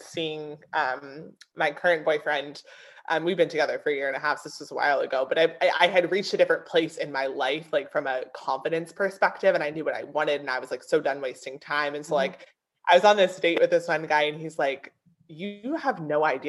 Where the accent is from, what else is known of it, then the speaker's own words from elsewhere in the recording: Pennsylvania, United States; moved away as an adult; now in South Carolina, United States; I grew up in a small town in Pennsylvania